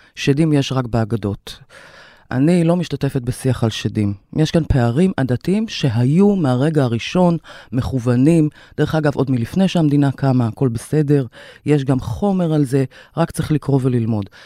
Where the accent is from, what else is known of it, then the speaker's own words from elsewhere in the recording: Kiryat Ata, Haifa District, Israel; moved away as an adult; also born or lived in Tel Aviv; נולדתי בקריית אתא, להורים יוצאי מרוקו, שם גם גדלתי